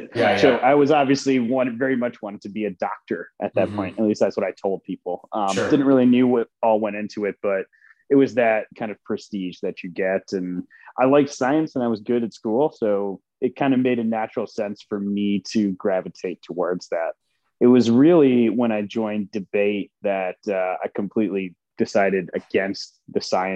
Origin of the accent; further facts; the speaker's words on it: Wisconsin Rapids, Wisconsin, United States; English is a second language; growing up in Wisconsin